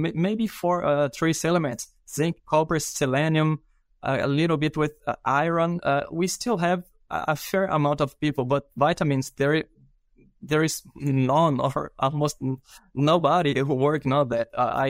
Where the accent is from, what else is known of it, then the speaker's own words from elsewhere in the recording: Brazil; English is a second language; I'm a veterinarian from Brazil. And I did my master and my PhD in Brazil as well.